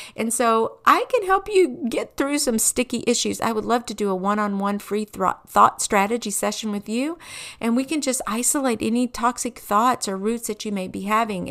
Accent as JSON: {"language": "English", "region": "Kentucky", "country": "United States", "tie": "born or raised there", "said": "I grew up in Kentucky"}